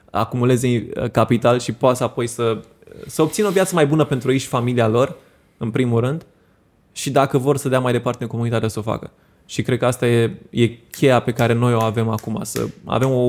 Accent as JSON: {"language": "Romanian", "country": "Romania", "said": "unde cred eu că avem noi marea șansă ca români, e în a deveni o țară de freelanceri."}